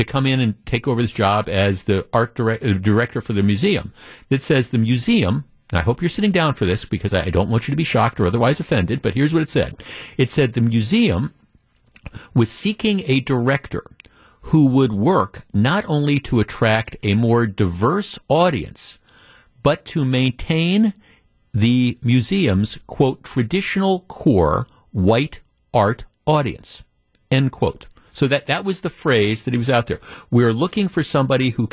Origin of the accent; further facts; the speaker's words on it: Wisconsin, United States; we're from Wisconsin